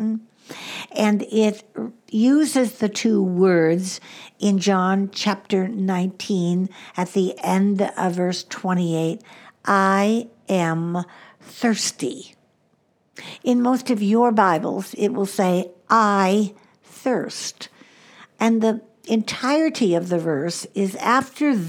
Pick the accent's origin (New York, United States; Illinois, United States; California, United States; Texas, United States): Illinois, United States; Chicago; also born or lived in Southwest US; now in Southwest, United States; I grew up in the Midwest